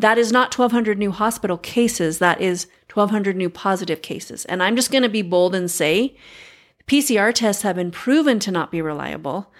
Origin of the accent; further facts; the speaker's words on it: United States; As an American